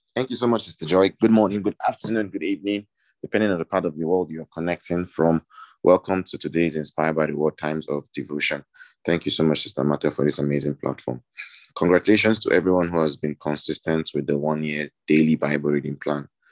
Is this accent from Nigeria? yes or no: yes; Nigeria; I'm Nigerian